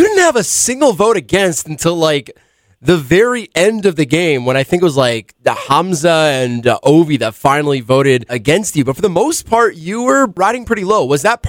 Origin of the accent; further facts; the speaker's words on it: Canada; also born or lived in New York, United States; I'm American, so I was born in New York. Oh. I only moved to Canada when I was when I was younger, but I only became Canadian when I was 16